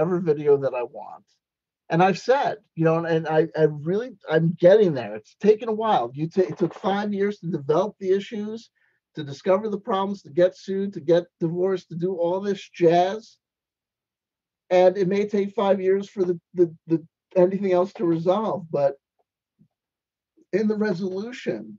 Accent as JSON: {"language": "English", "region": "East Coast", "country": "United States", "accent": "East Coast", "said": "my East Coast accent gets strong"}